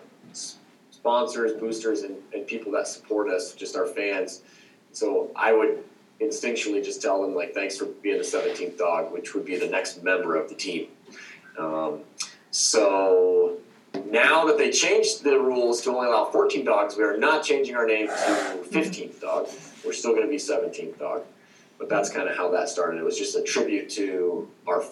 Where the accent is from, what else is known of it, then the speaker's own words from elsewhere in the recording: Ohio, United States; moved away as an adult; now in Willow, United States; I'm from Ohio, where I did not know anything about dog mushing